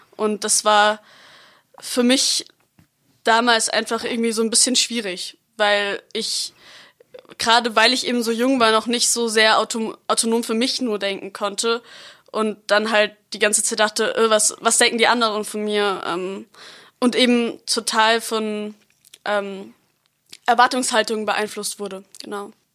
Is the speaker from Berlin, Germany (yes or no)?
no; Freiburg, Baden-Württemberg, Germany; Ich lebe seit ich geboren bin in Freiburg